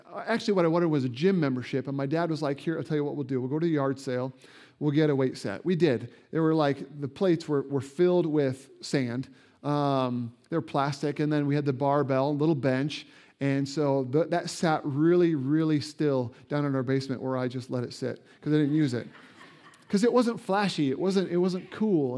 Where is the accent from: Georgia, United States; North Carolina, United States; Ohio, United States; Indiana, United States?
Indiana, United States; moved away; I grew up in Indiana where basketball is king